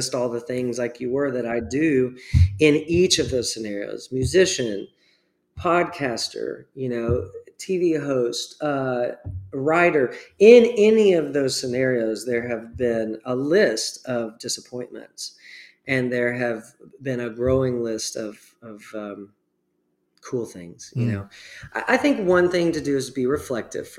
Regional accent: Texas, United States; I grew up pretty rural in Texas

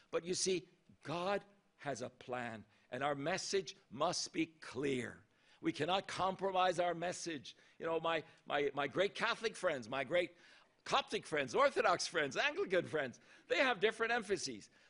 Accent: Japan; born there; also born or lived in Thailand; ever since I was born in Japan to missionary parents from Norway. And I saw my mom and dad first in Japan and then in Thailand

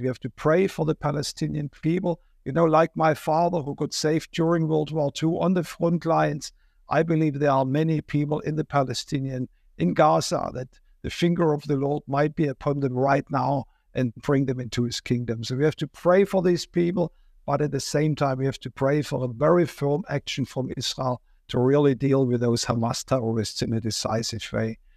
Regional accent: Germany; moved away; I'm from Germany

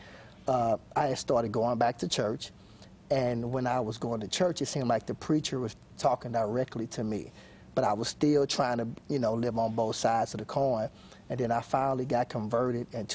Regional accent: St. Louis, Missouri, United States; born and raised in St. Louis

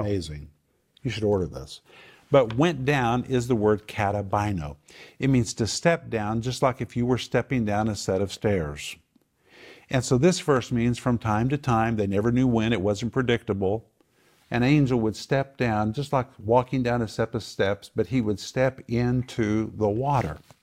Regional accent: Oklahoma, United States; I grew up in Oklahoma

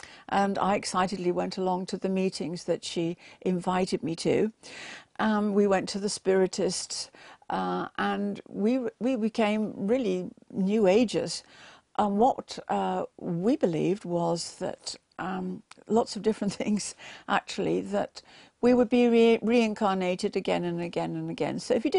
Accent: England, United Kingdom; born there; I was born in England, and my parents went to church every single Sunday. And we thought, because we were born in a Christian country and that we went to church every Sunday, that we were going to heaven.

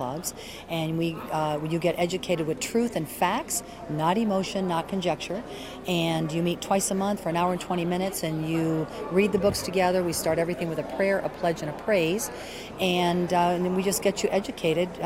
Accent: Caracas, Capital District, Venezuela; now in United States; I'm not from here. I'm actually from Caracas, Venezuela.

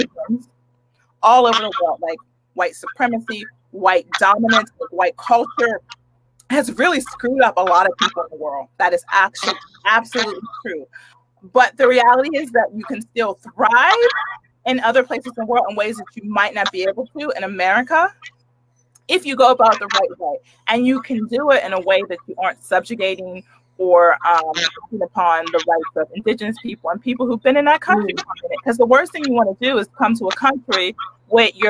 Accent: United States; I am a Black American with a big, hella difficult African name

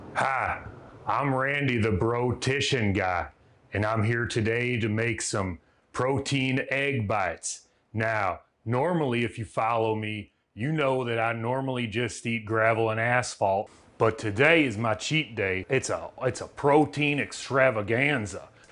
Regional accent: Southern United States, United States; accent: Southern; my Southern accent

